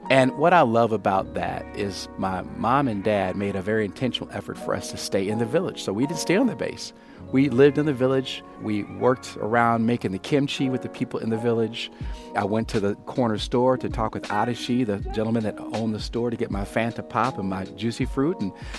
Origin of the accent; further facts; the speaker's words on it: Grand Rapids, Michigan, United States; also born or lived in South Korea / Georgia, United States; I'm from Grand Rapids by way of a village in Asia, Tongjishan, Korea, by way of Augusta, Georgia, and Hinesville, Georgia, by way of a lot of different places.